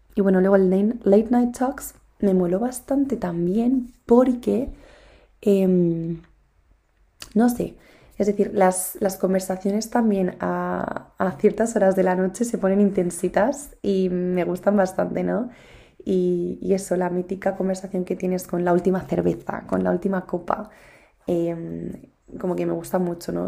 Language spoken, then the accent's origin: Spanish; Spain; estudio en España, pero no estudio en mi ciudad natal